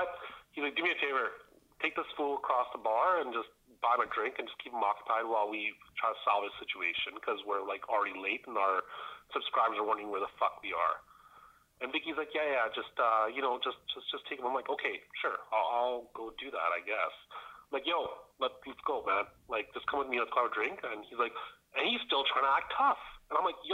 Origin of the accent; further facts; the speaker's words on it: Edmonton, Alberta, Canada; I'm from Edmonton, I lived there 30 years.